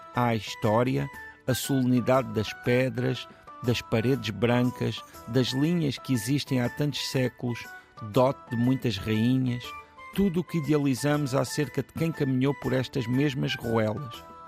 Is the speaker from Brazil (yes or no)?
no; Portugal; nós, como portugueses